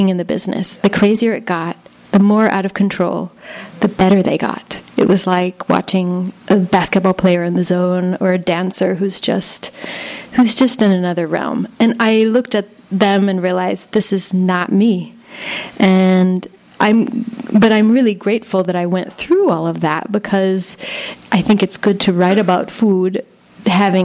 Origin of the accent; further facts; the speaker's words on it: California, United States; moved away as an adult; also born or lived in Buenos Aires, Argentina / New York; now in Berlin, Germany; growing up in California